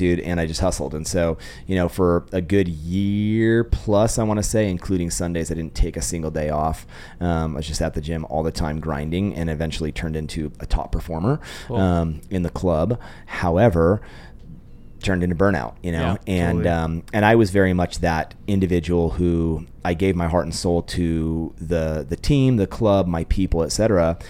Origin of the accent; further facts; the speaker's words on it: Sacramento, California, United States; moved away as an adult; also born or lived in Orange County, California; now in Idaho, United States; Sacramento, born and raised, and then moved to Southern California for school